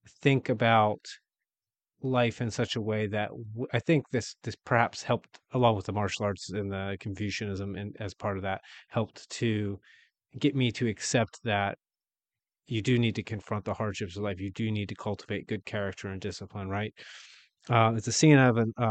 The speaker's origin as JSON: {"language": "English", "town": "Wheeling", "region": "West Virginia", "country": "United States", "said": "I'm from Wheeling, West Virginia"}